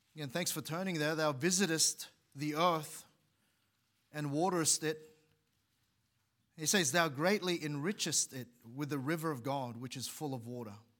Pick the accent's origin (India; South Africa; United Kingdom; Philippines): Philippines; moved away; where I was born in the Philippines